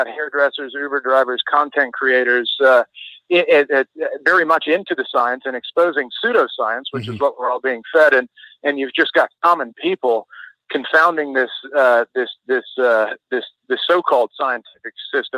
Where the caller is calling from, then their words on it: Brisbane, Queensland, Australia; Hey, Mike. … in Brisbane.